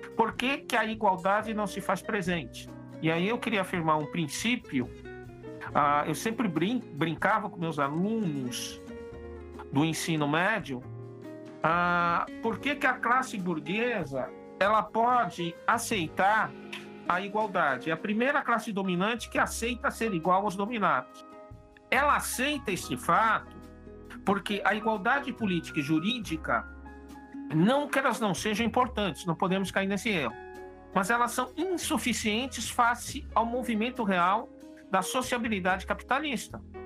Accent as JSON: {"language": "Portuguese", "region": "São Paulo", "country": "Brazil", "said": "Eu sou paulista"}